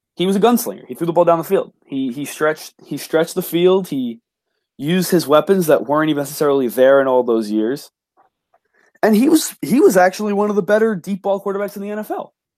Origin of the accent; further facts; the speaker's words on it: New York, United States; I'm from New York